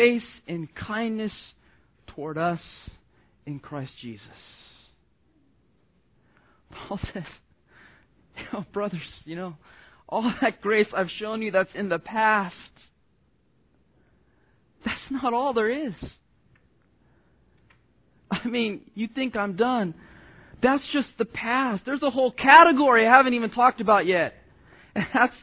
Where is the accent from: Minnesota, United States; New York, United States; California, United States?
California, United States; Southern; growing up in Southern California